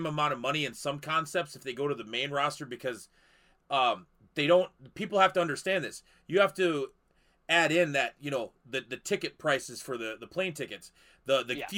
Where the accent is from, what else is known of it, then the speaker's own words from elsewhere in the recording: South Dakota, United States; from my home state